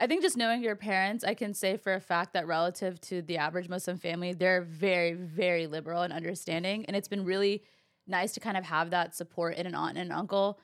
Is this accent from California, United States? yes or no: yes; California, United States; I've been born and raised in California